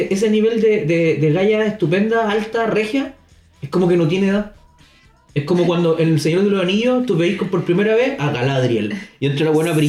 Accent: Chile

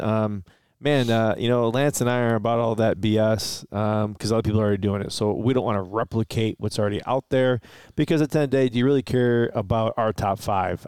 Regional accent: Detroit, Michigan, United States; we're from Detroit

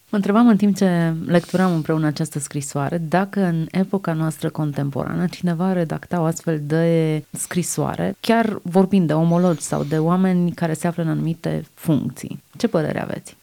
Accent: Romania; umilința noastră ca români, ca națiune

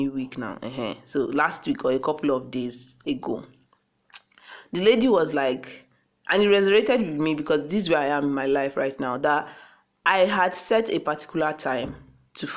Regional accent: Akwa Ibom, Nigeria; I just sounded like a Yoruba person, and I'm from Akwa Ibom

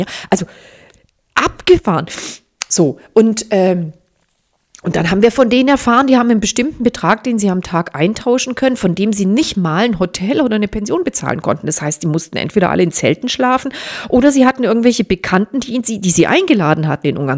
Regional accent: Germany; ich bin in Deutschland geboren

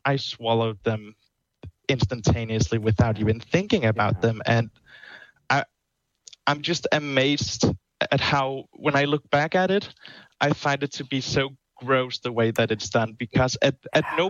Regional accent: Denmark; English is a second language; now in Netherlands; I'm actually from Denmark.

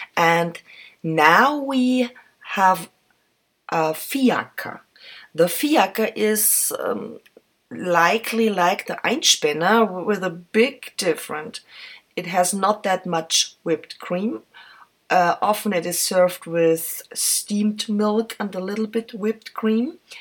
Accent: Vienna, Austria; English is a second language; in an original coffee house here in my hometown

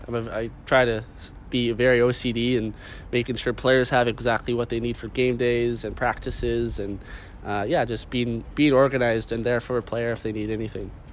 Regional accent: Vancouver, British Columbia, Canada; I'm from Vancouver. This is my home

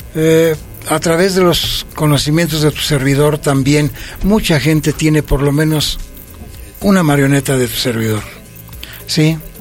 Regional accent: Toluca, State of Mexico, Mexico; also born or lived in Villa Victoria, State of Mexico; yo soy nativo del municipio de Villa Victoria. Sí. Y que me desarrollé a, partir de los cinco años hasta la fecha, en este pueblo que es tan, yo lo, lo quiero mucho, que se llama San Mateo Xochitlán

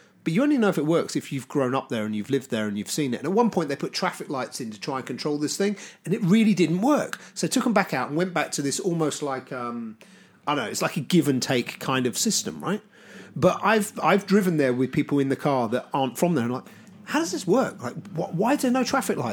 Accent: Southampton, South East England, United Kingdom; I grew up in Southampton, and there's a lot of bridges in Southampton that go over the river

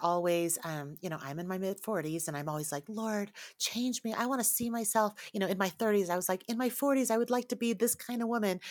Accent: Taiwan; I grew up in a, in the Chinese culture, I was born in Taiwan, my family is from China

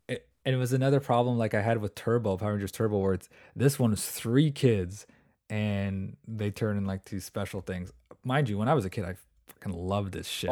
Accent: Canada; I'm from Canada

